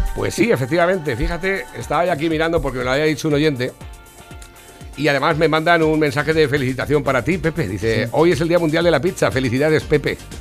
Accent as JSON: {"language": "Spanish", "country": "Spain", "said": "como español"}